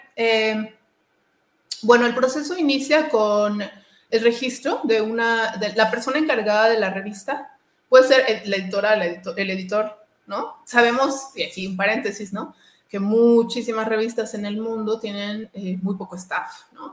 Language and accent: Spanish; Mexico; also born or lived in Toluca; soy, soy de México, ¿no? Y vivo en Toluca